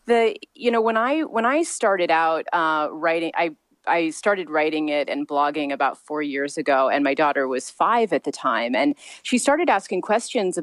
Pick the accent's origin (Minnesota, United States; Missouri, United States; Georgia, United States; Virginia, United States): Missouri, United States; moved away as an adult; now in Long Beach, United States; I was raised in the Midwest. I was raised in a very small town in Missouri